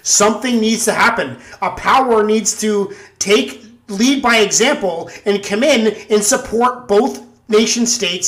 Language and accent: English; Canada; I'm Canadian